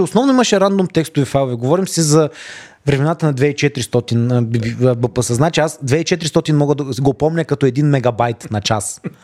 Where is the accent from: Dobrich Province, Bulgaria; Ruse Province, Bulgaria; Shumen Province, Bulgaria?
Dobrich Province, Bulgaria; Dobrich; born or raised there; also born or lived in Razgrad